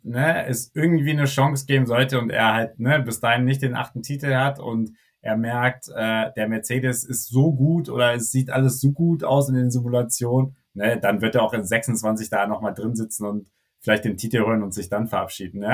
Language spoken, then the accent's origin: German; Germany; als Deutscher